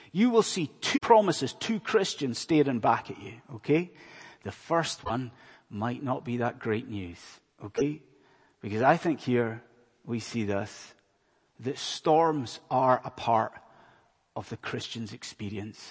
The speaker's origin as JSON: {"language": "English", "region": "Scotland", "country": "United Kingdom", "moved": "yes", "said": "my accent's probably giving it away, but I am not from around these parts. I'm from a land far away called Scotland"}